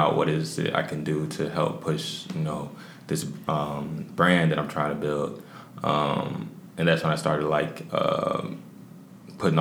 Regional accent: Lithonia, Georgia, United States; also born or lived in Anderson, South Carolina / Hartwell, Georgia; Anderson, South Carolina, which I was born. And then, like, I was raised in between there and Lithonia. So, but I was raised mostly in Lithonia

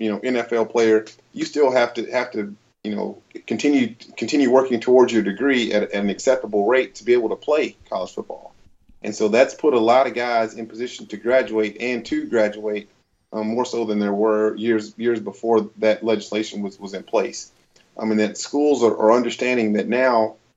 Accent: Wichita Falls, Texas, United States; where I grew up in Wichita Falls, Texas

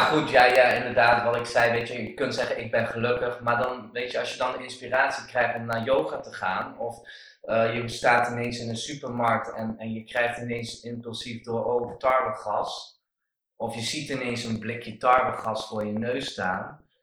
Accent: Netherlands; ik ben een Nederlander

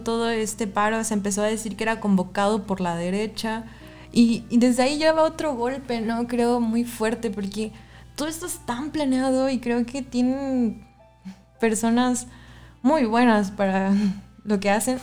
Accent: Xalapa, Veracruz, Mexico; somos de Jalapa, Veracruz

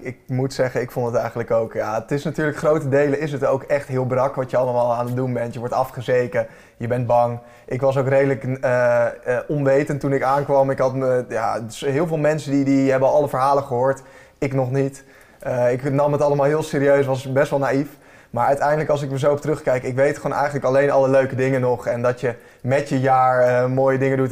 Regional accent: Heemstede, North Holland, Netherlands; Ik ben opgegroeid in Heemstede

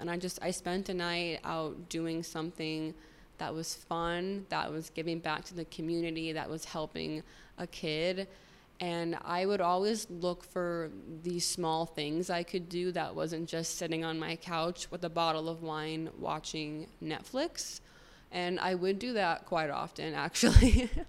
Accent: Arizona, United States; moved away; But it was really hard because I came from Arizona where it's sunny 24/7, the sky is blue, to living somewhere where it's raining all the time

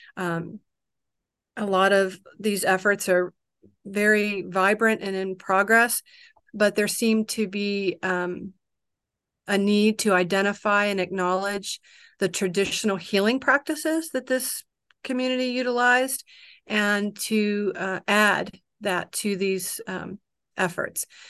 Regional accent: Kodiak, Alaska, United States; I'm from Kodiak

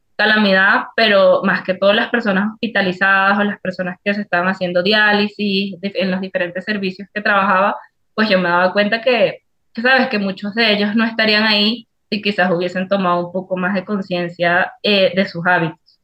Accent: Venezuela; moved away as an adult; now in Ecuador

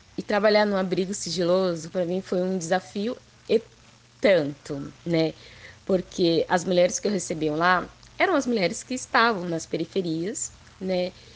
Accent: São Paulo, Brazil; Eu nasci na Zona Leste, né? Sou da Zona Leste

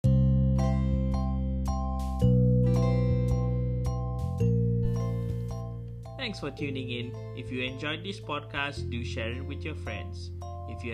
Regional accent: Malaysia

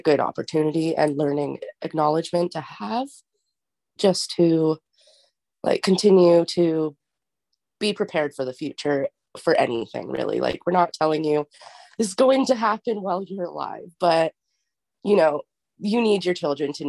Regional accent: Victoria, British Columbia, Canada; I'm from Tisauk Nation, which is just located in Victoria, BC

